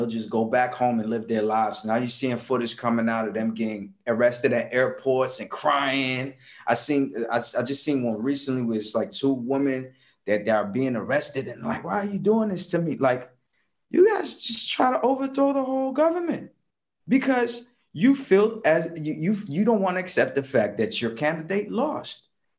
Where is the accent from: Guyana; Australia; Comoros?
Comoros; English is a second language; I come from the Comoros Islands. Let me tell you something about the Comoros Islands. You probably never heard of it, from Lower East Africa.